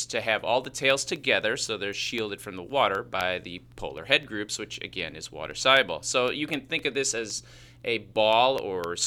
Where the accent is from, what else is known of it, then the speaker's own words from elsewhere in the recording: Chicago, Illinois, United States; accent: Chicago; that's just my Chicago accent